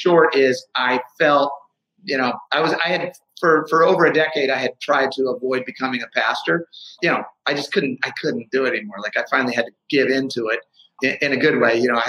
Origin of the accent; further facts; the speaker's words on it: St. Louis, Missouri, United States; also born or lived in Los Angeles; So I am from St. Louis. My dad grew up in an area called Wellston, which is just north of U City. My grandfather's from St. Louis. So, you know, I'm like multi-generational here. My grandfather was a Pentecostal pastor, preacher, and so was my dad.